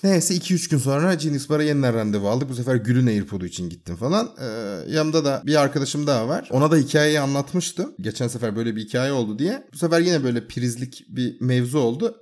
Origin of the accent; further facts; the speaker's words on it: Bursa, Turkey; ben Bursalıyım